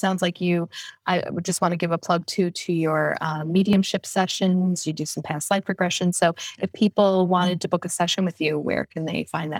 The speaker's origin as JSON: {"language": "English", "region": "New York", "country": "United States", "tie": "born or raised there", "said": "No, born and raised in New York."}